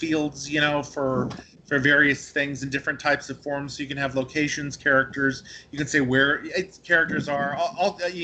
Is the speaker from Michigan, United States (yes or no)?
no; Santa Cruz, California, United States; I'm from Santa Cruz